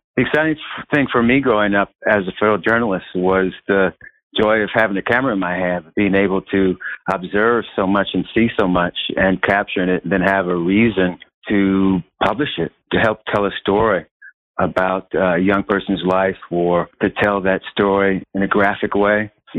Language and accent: English; Chicago, Illinois, United States; moved away as an adult; also born or lived in Washington, D.C.; now in Arizona, United States; My wife and I wound up moving back to Chicago. Everything's relative. And being back in my hometown, Chicago